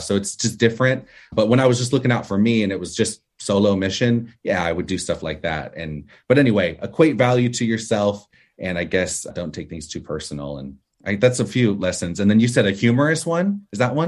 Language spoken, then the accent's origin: English; Orange County, California, United States; I was born here in the States, in California, in Orange County, California